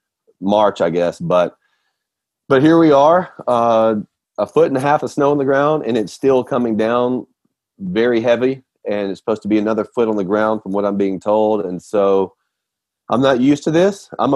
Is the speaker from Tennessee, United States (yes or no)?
yes; Nashville, Tennessee, United States; now in Roswell, United States; So we're from Nashville. Currently live in Atlanta.